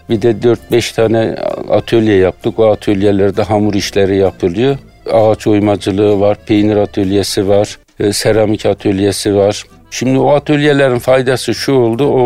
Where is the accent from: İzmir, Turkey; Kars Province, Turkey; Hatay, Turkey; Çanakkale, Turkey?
Kars Province, Turkey; Boğatepe; Bizim köyümüzün ismi Zavot. Sonra Boğatepe oluyor 1936'dan sonra.